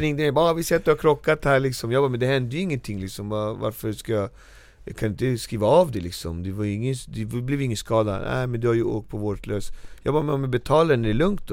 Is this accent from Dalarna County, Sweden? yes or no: no; Norsborg, Stockholm County, Sweden; jag kommer från Marby, uppväxt och fostrad där